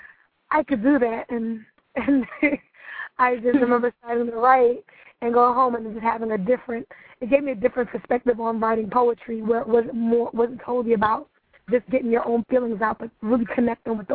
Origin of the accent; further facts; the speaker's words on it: New York City, New York, United States; I'm from Brooklyn, New York. Very proud of the fact that I'm from Brooklyn. More specifically, East Flatbush, which is kind of the Little West Indies of Brooklyn. I'm of Trinidadian descent, so definitely represent that as well. But, yeah, I'm a New York native, born and raised.